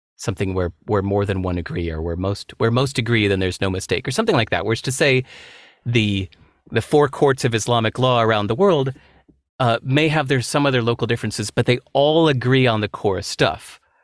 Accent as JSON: {"language": "English", "town": "Chicago", "region": "Illinois", "country": "United States", "tie": "born or raised there", "also_born_or_lived": "Singapore", "moved": "yes", "said": "I grew up mostly in Chicago"}